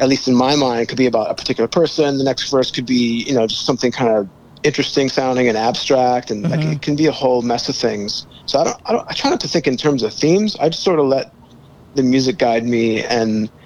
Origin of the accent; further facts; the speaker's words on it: Chicago, Illinois, United States; moved away; also born or lived in Los Angeles; I'm from Chicago, but I lived in LA for a long mm-hmm. time